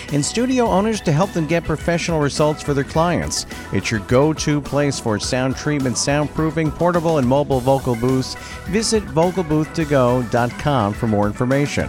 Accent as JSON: {"language": "English", "area": "Long Island", "region": "New York", "country": "United States", "said": "I'm from Long Island, New York, hence the accent a little bit"}